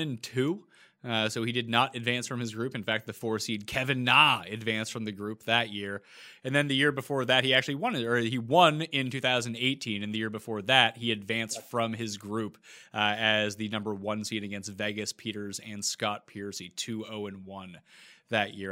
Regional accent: Canada; we're both Canadian

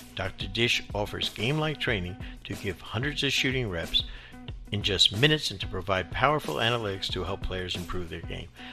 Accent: New Jersey, United States; moved away as an adult; I grew up in New Jersey

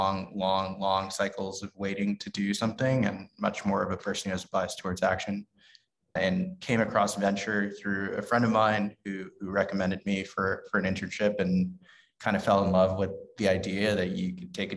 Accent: New York City, New York, United States; I grew up in the Bronx in New York City

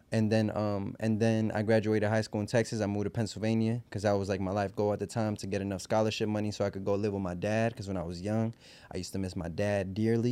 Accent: Puerto Rico; also born or lived in New York, United States; at the age of two, I moved to Puerto Rico

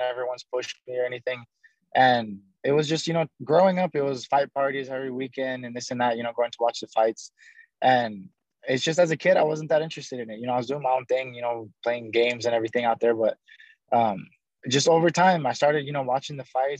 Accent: Albuquerque, New Mexico, United States; now in Las Vegas, United States; I was born in Albuquerque, New Mexico. Mm-hmm. But both my parents are from Cuba, so I'm full-blooded Cuban, but born in America.

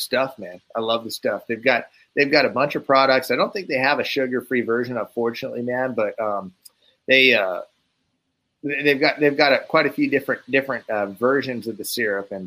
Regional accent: Northeast, United States; now in Arizona, United States; I'm originally from the Northeast, so I grew up eating like good maple syrup

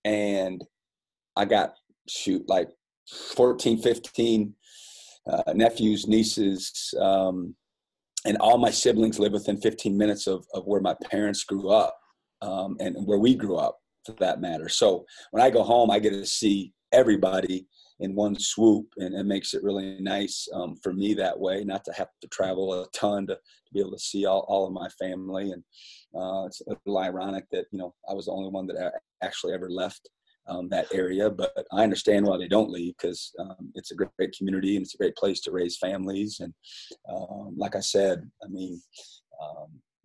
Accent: Fairbank, Iowa, United States; moved away as an adult; now in Las Cruces, United States; I loved growing up in Fairbank, Iowa

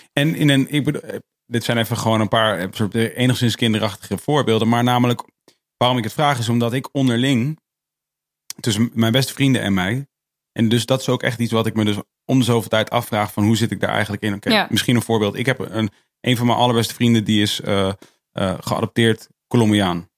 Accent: Netherlands; ik ben, ik ben dus hier opgegroeid

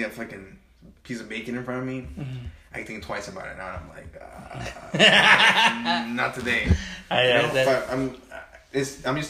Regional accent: Cudahy, California, United States; also born or lived in Pasadena / Highland Park / Huntington Park; I've grown up in Cudahy for the last, like, 20 years

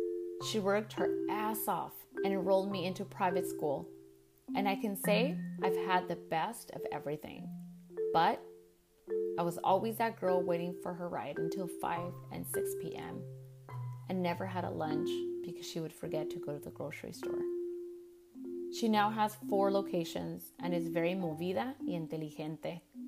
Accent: California, United States; I was born and raised in California. To be honest, I've never had any interactions with other Chicanas like myself.

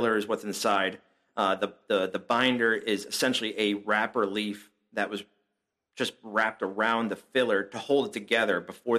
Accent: New Jersey, United States; also born or lived in Chicagoland area; now in Chicago, United States; I'm originally from Jersey, so I have that little East Coast attitude.

